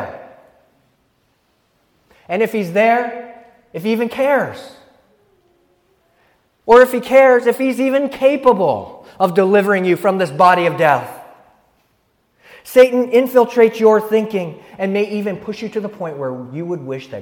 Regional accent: San Luis Obispo, California, United States; I'm from San Luis Obispo, California, and I'm here studying cello performance

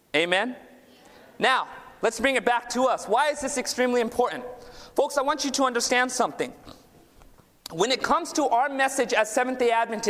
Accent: Southern California, United States; I was born and raised down in Southern California. My parents immigrated from India

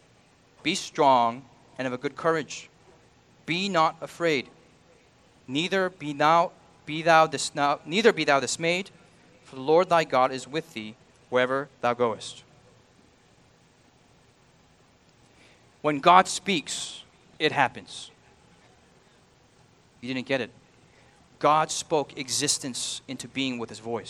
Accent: United States; I'm an American.

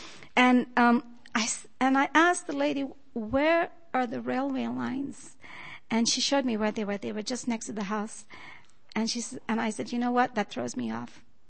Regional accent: Loma Linda, California, United States; Good morning. … I'm from Loma Linda.

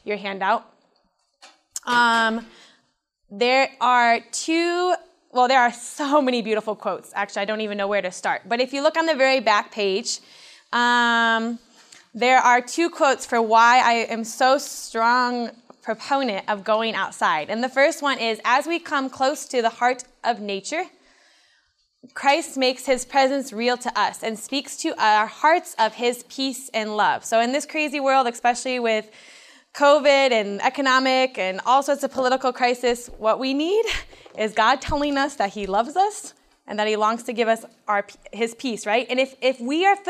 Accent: Michigan, United States; I was raised 2 hours south of here in Goebbels, Michigan, on a little farm

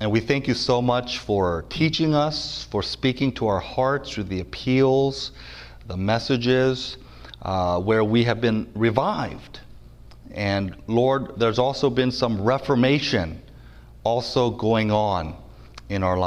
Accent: North Carolina, United States; I'm from North Carolina. I'm actually a southerner

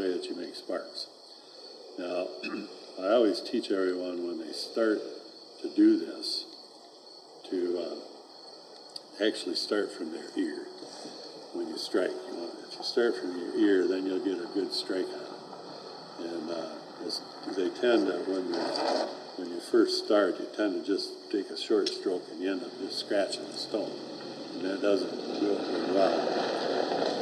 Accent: Michigan, United States; I'm from Michigan, and we're in Michigan right now.

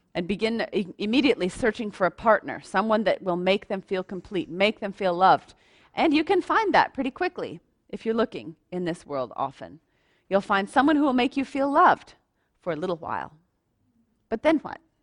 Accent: United States; moved away; I'm American

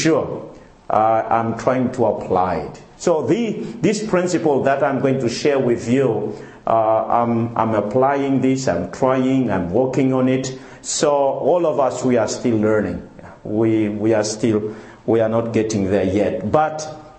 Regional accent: Madagascar; moved away; also born or lived in Congo; I come from Madagascar, my wife from Mauritius

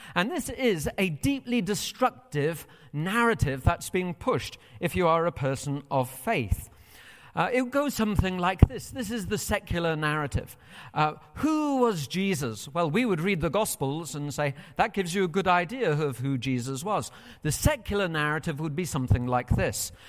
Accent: United Kingdom; moved away as an adult; now in United States

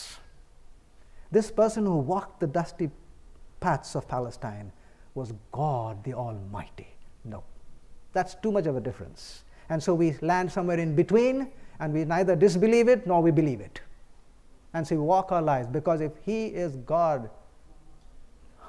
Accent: India; I come from the East, India.

